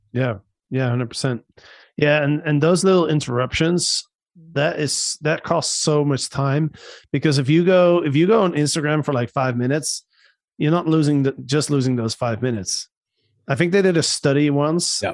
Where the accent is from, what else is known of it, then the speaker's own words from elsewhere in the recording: Netherlands; now in Panama; my home country in the Netherlands